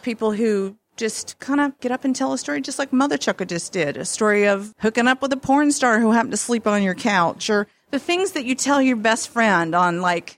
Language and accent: English; the South, United States; I'm from the South